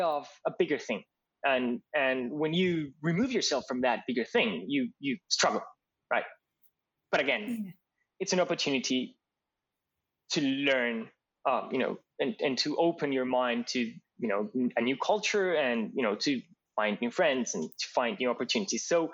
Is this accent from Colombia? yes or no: yes; Colombia; moved away as an adult; now in Australia; last time I went back to Colombia, I felt that a lot of things felt more to me like home in Australia than in Colombia